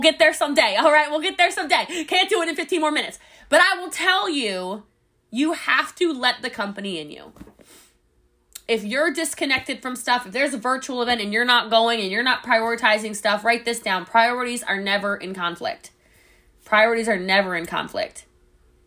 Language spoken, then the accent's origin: English; Dallas, Texas, United States; I'm from Dallas